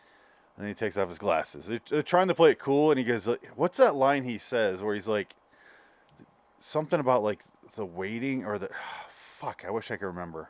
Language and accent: English; United States; We're seeing it as Americans